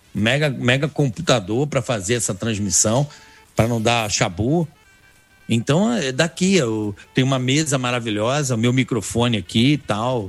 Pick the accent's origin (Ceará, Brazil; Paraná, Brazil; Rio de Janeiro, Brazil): Rio de Janeiro, Brazil; now in São Paulo, Brazil; como carioca, sou um botafoguense